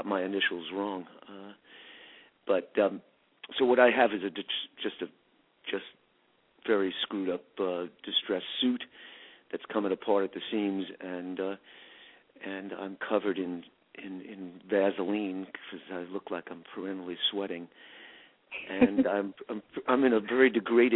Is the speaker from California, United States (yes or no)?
no; New York City, New York, United States; I'm in Manhattan now, and that's where I was born, in the Village